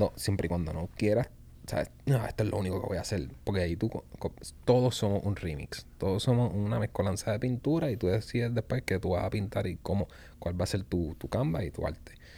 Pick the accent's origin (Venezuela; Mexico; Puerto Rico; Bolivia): Puerto Rico; como puertorriqueños, los puertorriqueños